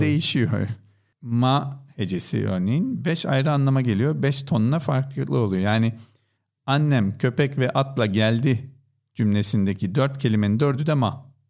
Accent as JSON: {"language": "Turkish", "region": "Istanbul", "country": "Turkey", "tie": "born or raised there", "said": "İstanbul doğumluyum."}